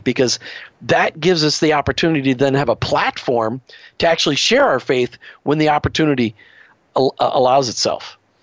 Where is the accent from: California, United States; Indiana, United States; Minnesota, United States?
Minnesota, United States; Burnsville; I grew up in Burnsville, Minnesota.